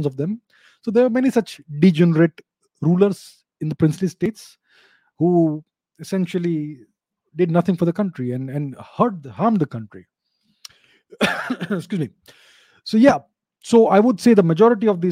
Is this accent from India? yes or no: yes; India